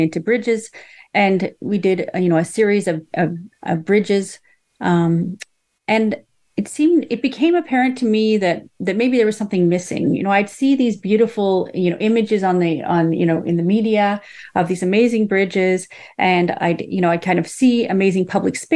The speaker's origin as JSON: {"language": "English", "town": "Ottawa", "region": "Ontario", "country": "Canada", "tie": "born or raised there", "moved": "yes", "lives_now": "Vancouver, Canada", "said": "I grew up mostly in Ottawa in Canada"}